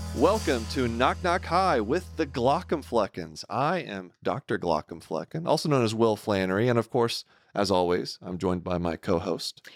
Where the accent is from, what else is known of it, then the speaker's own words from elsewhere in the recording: Texas, United States; I'm a native Texan.